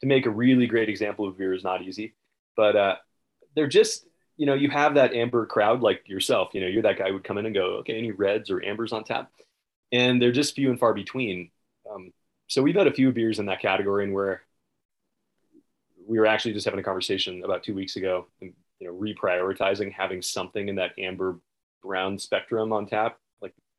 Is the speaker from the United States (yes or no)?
yes; the Northwest, Pacific Northwest, United States; moved away; I grew up in the Northwest.